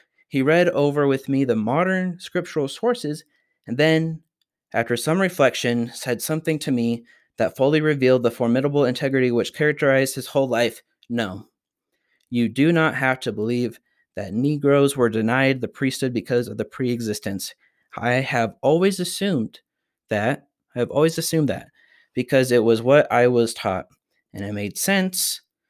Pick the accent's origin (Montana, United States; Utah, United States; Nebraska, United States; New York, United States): Utah, United States; also born or lived in Chicago / Washington, D.C.; almost invisible to me as I grew up in Utah, was a frequent subject of my conversations in my life in Chicago and Washington, D.C.